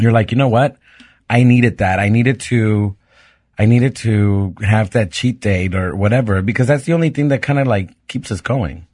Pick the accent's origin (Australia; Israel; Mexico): Mexico; moved away; also born or lived in Pittsburgh; being a gay kid growing up in Mexico and going to a Catholic school